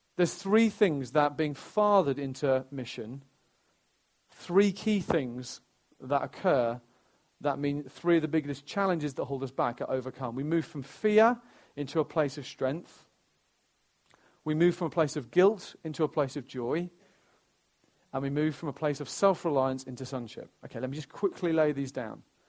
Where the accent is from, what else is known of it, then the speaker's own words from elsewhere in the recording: Stamford, East Midlands, United Kingdom; my hometown in Stamford, where I'm from, I'm, oh, I care uh, deeply about Stamford and Lincolnshire um, because it's where I'm from